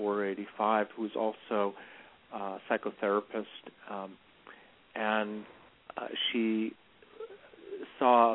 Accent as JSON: {"language": "English", "town": "Chicago", "region": "Illinois", "country": "United States", "tie": "born or raised there", "said": "I was born in Chicago"}